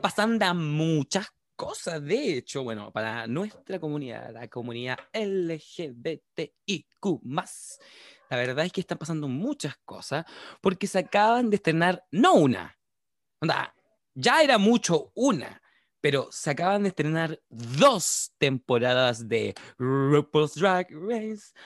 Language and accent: Spanish; Chile; aquí, en Chile, en nuestro país